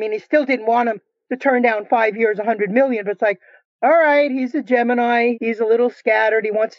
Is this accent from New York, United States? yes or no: yes; New York, United States; moved away; I'm originally from New York.